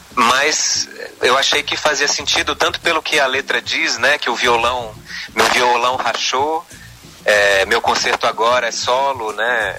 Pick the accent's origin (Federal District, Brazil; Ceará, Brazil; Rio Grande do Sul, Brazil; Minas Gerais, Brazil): Federal District, Brazil; Brasília; moved away as an adult; also born or lived in Campinas; now in São Paulo, Brazil; Eu nasci em Brasília, sou filho de pais nortistas, meu pai é acriano, minha mãe é paraense. Uhum. É, Legal. Nasci, cresci em Brasília